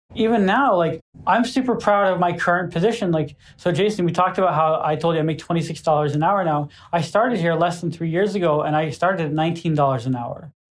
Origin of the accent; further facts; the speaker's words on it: Gardner, Massachusetts, United States; my hometown newspaper